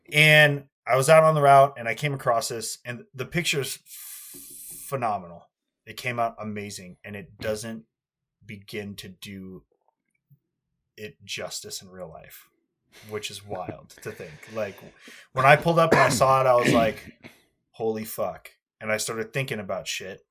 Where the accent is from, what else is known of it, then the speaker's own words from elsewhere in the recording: United States; I'm an American.